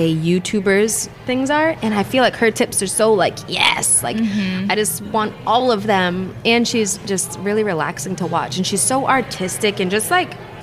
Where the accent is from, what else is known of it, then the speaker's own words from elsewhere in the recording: outside of Boston, New England, United States; We're from New England. Like, we're from outside of Boston